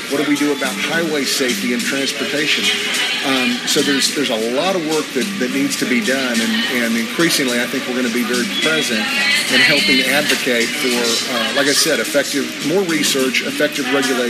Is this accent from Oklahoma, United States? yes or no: yes; Oklahoma, United States; Well, it's funny because I came to town with my home state senator.